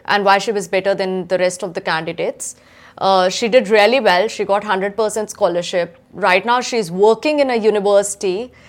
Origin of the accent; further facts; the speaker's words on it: Udaipur, Rajasthan, India; moved away as an adult; now in Adelaide, Australia; I come from Udaipur, Rajasthan, which is a small city in India.